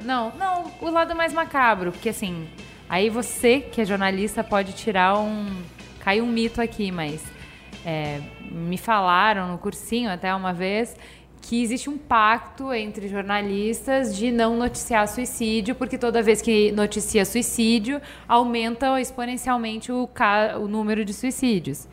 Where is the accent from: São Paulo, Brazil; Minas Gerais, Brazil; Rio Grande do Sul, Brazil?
Rio Grande do Sul, Brazil; eu sou gaúcha